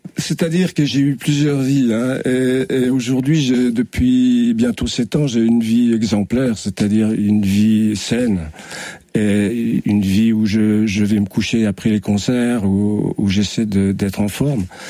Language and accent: French; Dole, Bourgogne-Franche-Comté, France; je suis né à Dole, à 300 mètres d'ici d'ailleurs